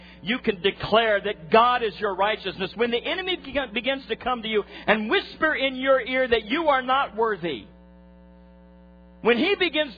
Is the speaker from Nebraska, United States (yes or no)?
yes; Nebraska, United States; I'm a farm kid. I grew up in Nebraska